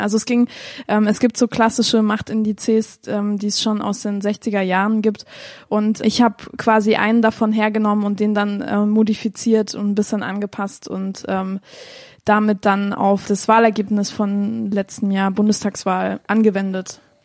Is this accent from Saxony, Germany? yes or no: yes; Chemnitz, Saxony, Germany; ich bin in Chemnitz aufgewachsen, sogar so ein bisschen, äh, so ein bisschen weiter vom Dorf, ähm, in der Nähe von Chemnitz. Ja, aufgewachsen, geboren, studiert